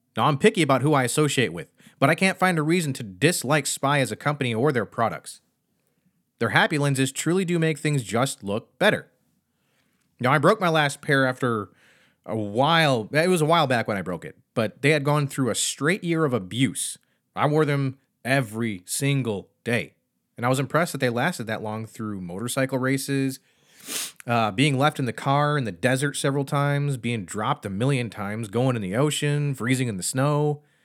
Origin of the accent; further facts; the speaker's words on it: Michigan, United States; now in Pennsylvania, United States; I grew up in Michigan